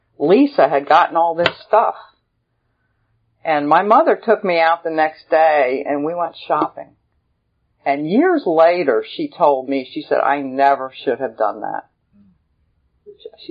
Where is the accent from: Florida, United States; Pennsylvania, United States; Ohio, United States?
Pennsylvania, United States; Lancaster; also born or lived in Denver, Colorado; now in Phenix City, United States; I grew up in Lancaster, Pennsylvania